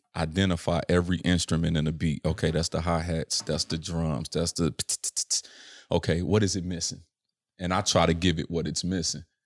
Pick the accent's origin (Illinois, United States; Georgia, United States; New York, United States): Illinois, United States; Chicago; born or raised there